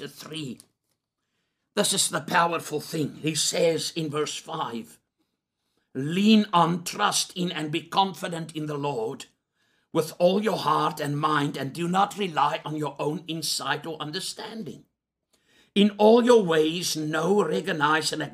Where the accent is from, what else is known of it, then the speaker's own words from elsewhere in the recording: South Africa; I'm a South African